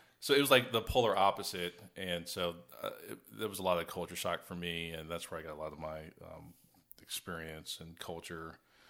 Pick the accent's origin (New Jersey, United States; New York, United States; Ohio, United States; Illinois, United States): Ohio, United States; Columbus; also born or lived in Springfield, Ohio / Memphis, Tennessee; now in Texas, United States; I'm from Ohio. I was born in Springfield, Ohio. Lived in Columbus, probably majority of my childhood between there and Memphis, Tennessee. growing up in Columbus, Ohio, we were middle class